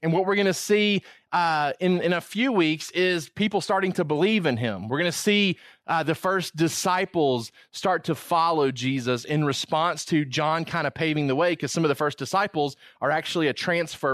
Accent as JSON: {"language": "English", "region": "Georgia", "country": "United States", "also_born_or_lived": "Virginia", "moved": "as an adult", "said": "I wasn't from Virginia, I was from Georgia"}